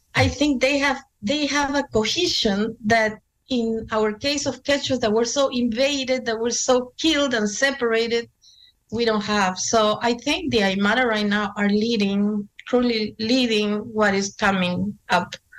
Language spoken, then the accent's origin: English; Lima, Peru; moved away; growing up in Lima, in a middle class, sort of middle class, for Indian standards, we were middle class.